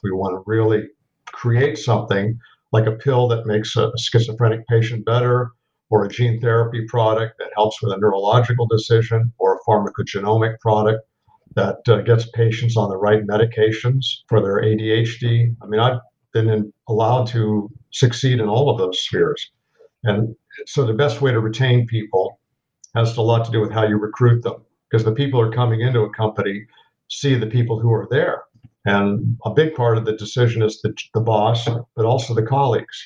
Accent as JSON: {"language": "English", "town": "Los Angeles", "region": "California", "country": "United States", "tie": "born or raised there", "also_born_or_lived": "East Coast, United States", "moved": "as an adult", "said": "I grew up in West Los Angeles"}